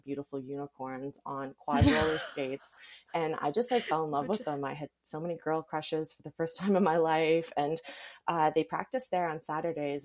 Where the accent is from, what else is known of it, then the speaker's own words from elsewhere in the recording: Surrey, British Columbia, Canada; now in Kelowna, Canada; I grew up in Surrey in the lower mainland